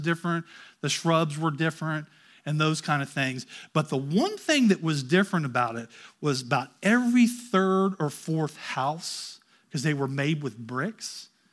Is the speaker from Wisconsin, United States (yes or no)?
no; Ohio, United States; I grew up in Ohio